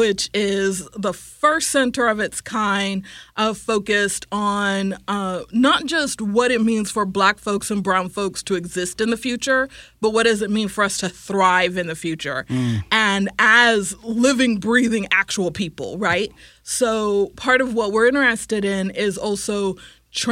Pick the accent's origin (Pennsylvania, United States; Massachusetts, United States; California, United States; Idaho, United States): California, United States; Silicon Valley; I'm from California originally. I grew up in the Silicon Valley